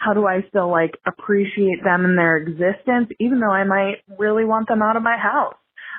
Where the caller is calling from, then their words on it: Alaska, United States; I am calling you from Alaska, and that part of this lady problem is important.